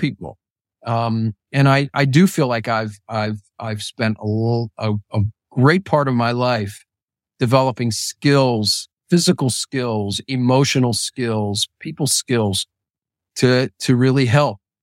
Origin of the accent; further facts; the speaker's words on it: Pittsburgh, Pennsylvania, United States; I was growing up in Pittsburgh